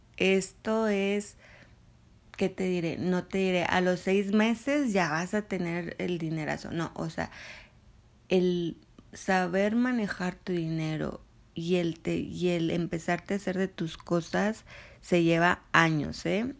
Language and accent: Spanish; Mexico